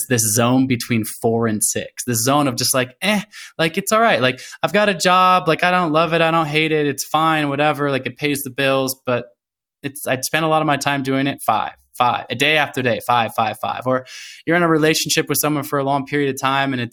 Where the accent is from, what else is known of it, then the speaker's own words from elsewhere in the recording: Portland, Oregon, United States; also born or lived in Olympia, Washington; I was born in Olympia, but from a very young age, I lived in Portland, Oregon. So I grew up in Portland, Oregon.